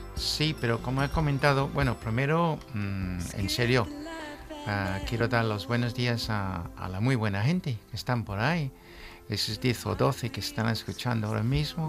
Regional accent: England, United Kingdom; Spanish is a second language; now in Spain; Soy un inglés serio

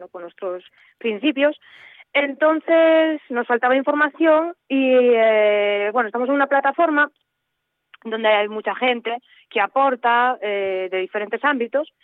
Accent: Boal, Asturias, Spain; moved away as an adult; yo soy de aquí de Boal

